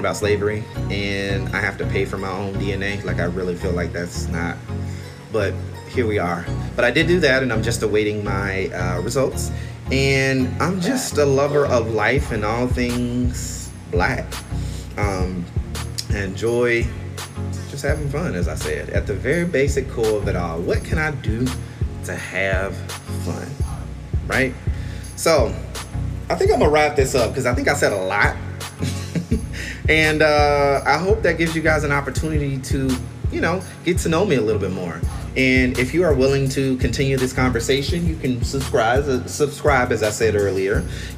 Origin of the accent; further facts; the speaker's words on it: Albany, Georgia, United States; even though I'm from Albany, Georgia, where that shit is made.